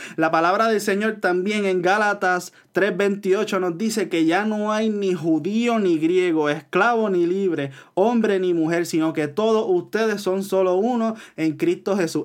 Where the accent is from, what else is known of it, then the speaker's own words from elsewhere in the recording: Puerto Rico; yo como puertorriqueño, que no soy ah, negro